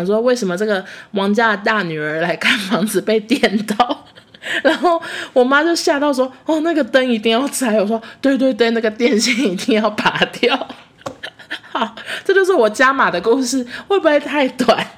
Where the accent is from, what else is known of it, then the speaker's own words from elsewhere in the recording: Taichung, Taiwan; moved away as an adult; now in Taipei, Taiwan; 台中家现在距离变远，甚至我们三个小孩都不住在台中了。就是我弟现在在高雄念书，我和我妹都在台北工作。